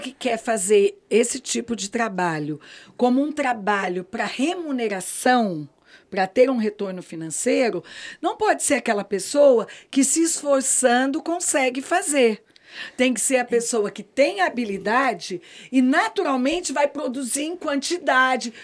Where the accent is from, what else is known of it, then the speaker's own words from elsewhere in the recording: Campinas, São Paulo, Brazil; moved away as an adult; now in Brasília, Brazil; eu sou paulista, eu digo que, na verdade, eu sou brasiliense, porque eu já estou aqui há 34 anos, eu não sou mais campineira, né, gente? Cheguei com 23